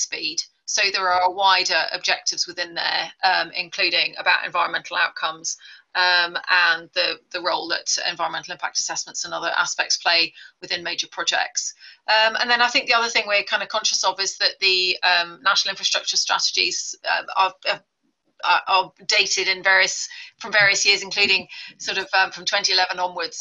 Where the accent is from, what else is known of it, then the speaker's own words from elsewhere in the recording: Mombasa, Mombasa County, Kenya; moved away; I was born in the Catherine Bibby Hospital in Mombasa